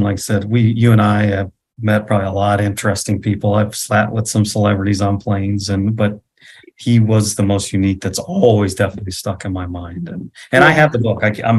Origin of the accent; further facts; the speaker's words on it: United States; I explained to him I'm from the United States. And so we're talking to them as a family. But I was from the United States and I live in Nebraska, and I pointed it on the map.